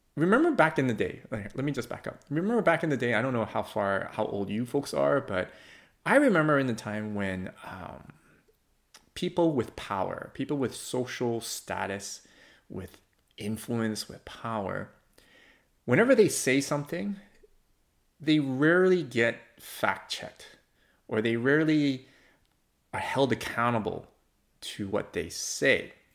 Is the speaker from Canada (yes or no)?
yes; Canada; I do value being a Canadian.